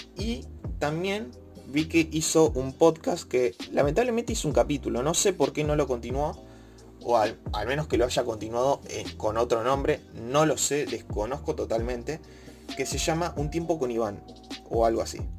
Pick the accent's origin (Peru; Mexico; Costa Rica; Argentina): Argentina; siendo de Argentina